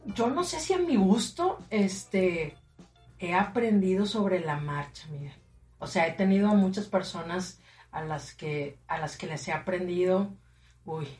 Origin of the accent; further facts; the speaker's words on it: Matamoros, Tamaulipas, Mexico; soy de aquí de Matamoros